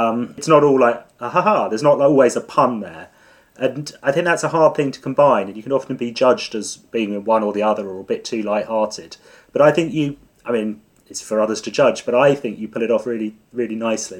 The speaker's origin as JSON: {"language": "English", "area": "Suffolk", "region": "East of England", "country": "United Kingdom", "said": "I'm from Suffolk"}